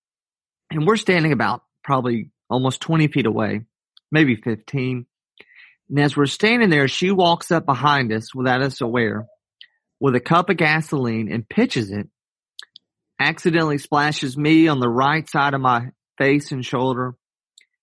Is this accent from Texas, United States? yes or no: no; Atlanta, Georgia, United States; I was born in Atlanta, Georgia, grew up there